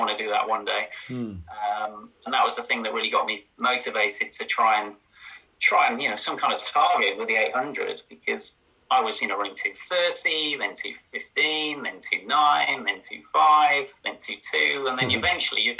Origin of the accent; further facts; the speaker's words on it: Yorkshire and the Humber, United Kingdom; also born or lived in Cambridge; I was born in Cambridge, and my mum and dad moved up to sort of Yorkshire when I was for secondary school age